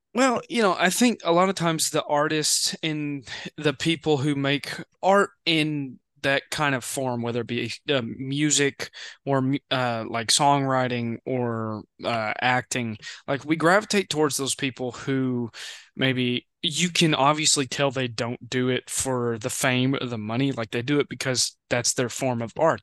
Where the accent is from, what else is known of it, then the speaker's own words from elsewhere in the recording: Western Kentucky, United States; I'm from, w, like, Western Kentucky.